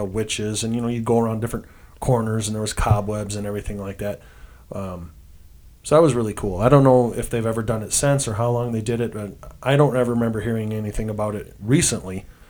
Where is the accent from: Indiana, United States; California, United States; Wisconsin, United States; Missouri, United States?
Wisconsin, United States; Stoughton; I grew up in a rural area, so trick-or-treating didn't happen unless we went into Stoughton. Because that's, I grew up in Stoughton